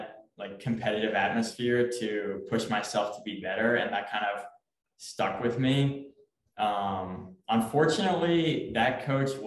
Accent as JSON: {"language": "English", "town": "Memphis", "region": "Tennessee", "country": "United States", "said": "I'm from Memphis, Tennessee"}